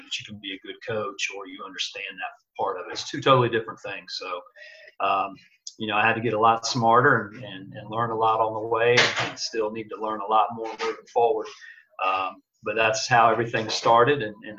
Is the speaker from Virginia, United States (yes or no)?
no; Indiana, United States; You know, I came from Indiana. We would play a lot of deny, wing defense, man-to-man.